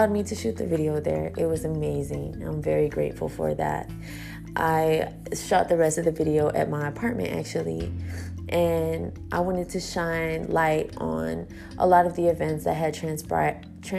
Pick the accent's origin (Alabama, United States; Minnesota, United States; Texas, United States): Texas, United States; Houston; I was born here in Houston